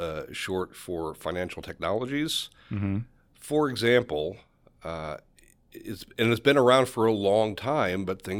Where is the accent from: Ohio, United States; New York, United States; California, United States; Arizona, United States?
New York, United States; also born or lived in Philadelphia / Dallas; I grew up in Western New York, and I spent my early years outside of Buffalo, went to college in Philadelphia, and as soon as I left for college, I was in big cities for many, many years, Philadelphia, Dallas.